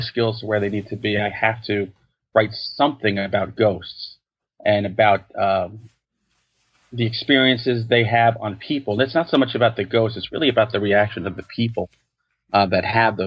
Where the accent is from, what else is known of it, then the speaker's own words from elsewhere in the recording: New York, United States; I'm a New Yorker.